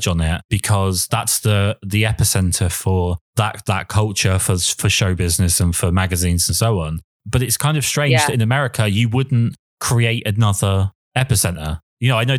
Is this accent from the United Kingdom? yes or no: yes; London, United Kingdom; now in England; I'm from London originally, but I'm not in London now.